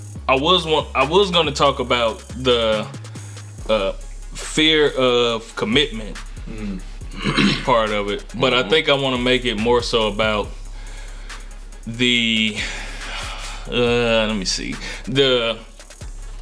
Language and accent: English; Gary, Indiana, United States; I'm from Gary, Indiana